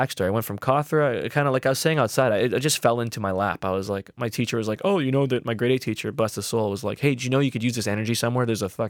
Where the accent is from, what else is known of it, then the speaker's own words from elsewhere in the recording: Hamilton, Ontario, Canada; born there; I was born in Hamilton